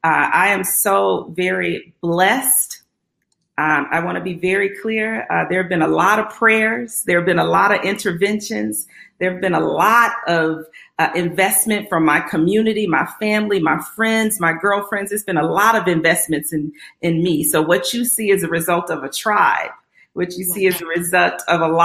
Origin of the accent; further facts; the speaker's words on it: Little Rock, Arkansas, United States; I grew up in Little Rock, Arkansas, grew up what we would call middle class